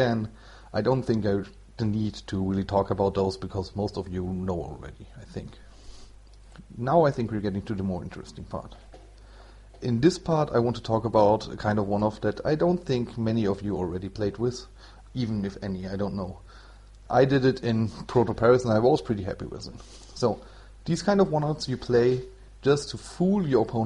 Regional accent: Germany; English is a second language; I'm from Germany, so it's not my mother tongue.

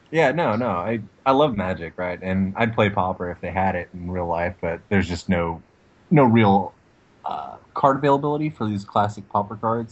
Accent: Texas, United States; moved away as an adult; also born or lived in Washington; I moved back down from Washington to Texas and you know where I'm originally from

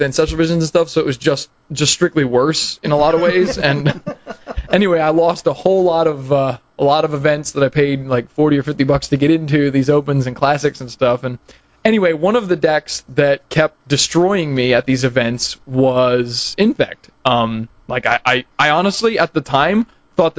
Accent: Pennsylvania, United States; moved away as an adult; now in Huntsville, United States; I'm originally from Pennsylvania, but I moved down here when I came to college

